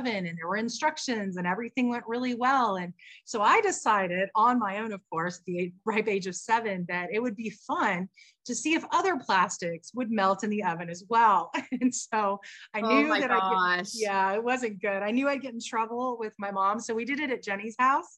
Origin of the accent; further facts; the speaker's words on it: Dallas, Texas, United States; now in San Diego, United States; My childhood growing up in Dallas